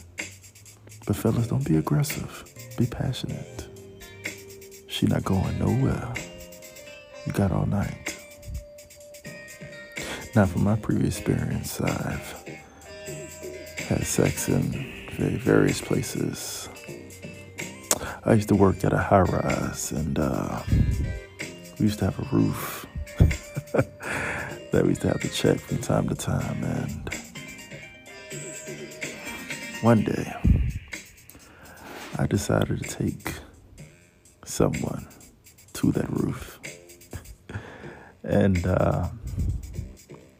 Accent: Miami, Florida, United States; I'm from Miami?

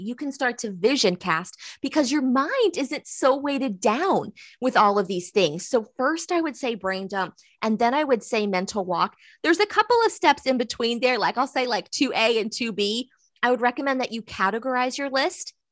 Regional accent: Southeastern North Carolina, United States; I'm from Southeastern North Carolina. So if I look to my right a couple of blocks, I see the river. And if I go left a couple of miles, I have the ocean. So I've grown up here

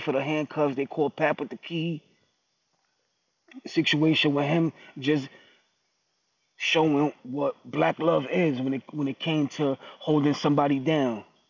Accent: New York, United States; I'm from New York

